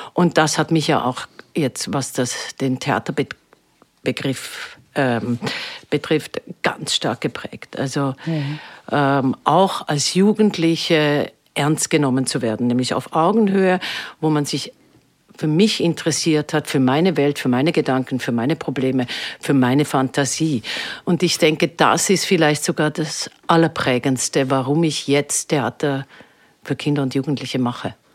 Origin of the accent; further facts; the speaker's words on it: Switzerland; now in Vienna, Austria; Ich komme ja aus der Schweiz